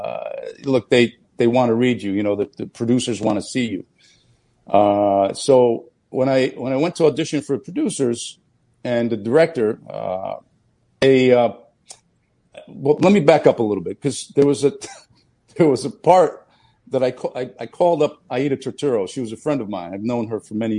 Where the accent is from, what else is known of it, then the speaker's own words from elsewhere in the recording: New Jersey, United States; also born or lived in Naples, Italy; I was born in Naples, Italy, and I grew up in New Jersey.